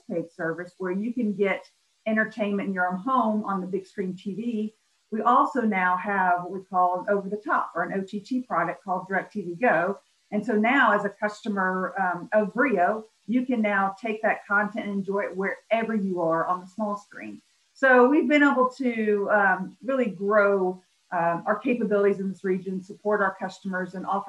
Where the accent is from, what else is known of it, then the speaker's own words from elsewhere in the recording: Memphis, Tennessee, United States; I grew up in Memphis, Tennessee, one of three kids